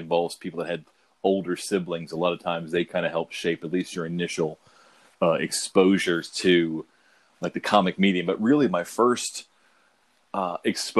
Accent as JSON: {"language": "English", "town": "Huntington", "region": "West Virginia", "country": "United States", "tie": "born or raised there", "also_born_or_lived": "Philadelphia, Pennsylvania"}